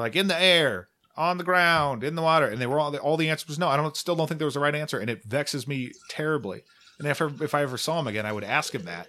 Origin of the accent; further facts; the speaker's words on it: Omaha, Nebraska, United States; So I grew up in Omaha, and he's just been a fixture there forever